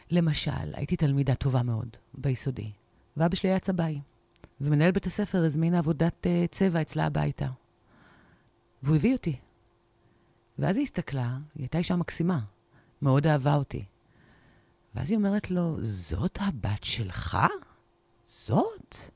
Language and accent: Hebrew; Jerusalem, Jerusalem District, Israel; ירושלמית, מבטן ומלידה. אה, נולדתי בקריית יובל. וכשהייתי בת שלוש או ארבע, משהו כזה, עברנו לרמת שרת, אז הייתה שכונה חדשה.